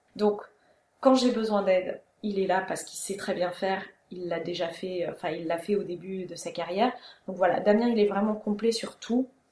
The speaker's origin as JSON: {"language": "French", "town": "Strasbourg", "region": "Grand Est", "country": "France", "tie": "born or raised there", "also_born_or_lived": "Germany / Reims", "moved": "as an adult", "lives_now": "Amboise, France", "said": "J'ai grandi en Alsace, à Strasbourg. J'ai habité en Allemagne, j'ai passé mon bac là-bas"}